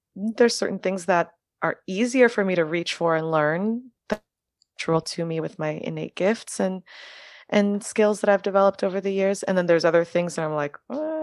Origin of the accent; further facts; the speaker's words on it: Miami, Florida, United States; first language French; English is a second language; now in New York, United States; growing up in Miami